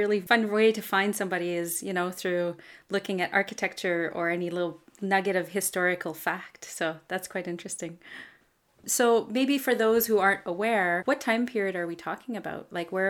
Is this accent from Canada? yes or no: yes; Canada; not all topics here are Canadian, but I am. … I'm a Francophone from Canada